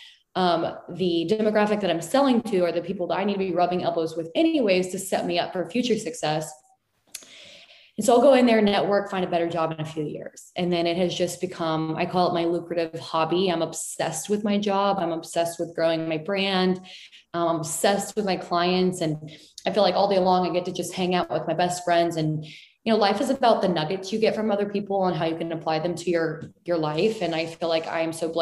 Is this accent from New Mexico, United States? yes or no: no; San Antonio, Texas, United States; I was from San Antonio